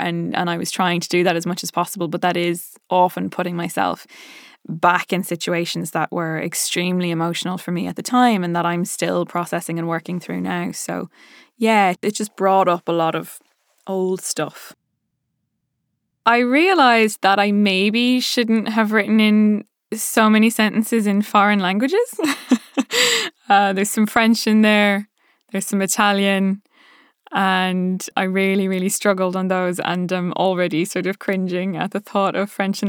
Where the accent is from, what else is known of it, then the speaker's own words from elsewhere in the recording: Ireland; accent: Dublin; now in London, United Kingdom; I watch videos of Saoirse Ronan just speaking in her lovely Dublin accent so that I can kind of get mine back.